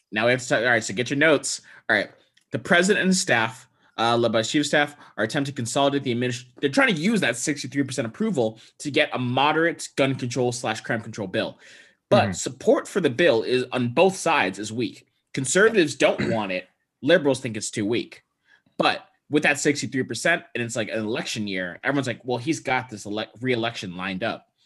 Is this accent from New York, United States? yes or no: no; Texas, United States; I grew up in Texas